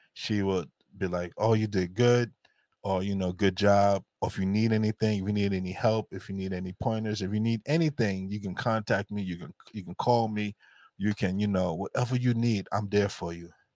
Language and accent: English; New York, United States; as black folks growing up in New York